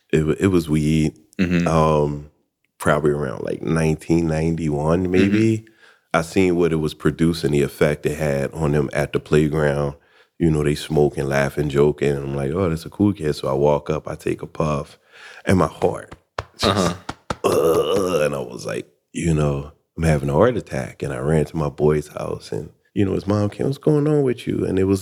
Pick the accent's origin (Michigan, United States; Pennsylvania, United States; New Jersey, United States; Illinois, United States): Pennsylvania, United States; Philadelphia; also born or lived in Atlanta; Philadelphia, man. Born and raised. I did like a 10-year stint in Atlanta. Went back to Philadelphia, and now I'm here.